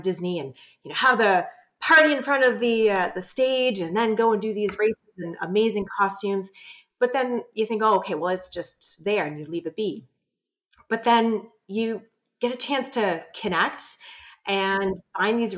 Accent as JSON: {"language": "English", "town": "Ottawa", "region": "Ontario", "country": "Canada", "said": "I'm from Ottawa"}